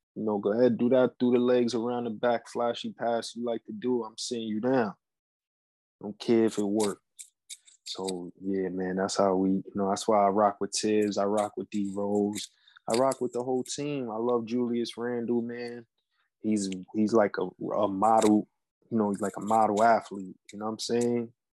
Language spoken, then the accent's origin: English; New York City, New York, United States; I'm from New York